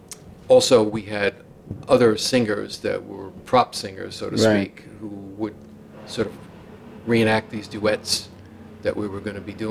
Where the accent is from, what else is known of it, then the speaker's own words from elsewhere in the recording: Queens, New York, United States; What I remember, it was a little hamlet, you know, a little area called East Elmhurst near LaGuardia Airport. And everybody knew everybody.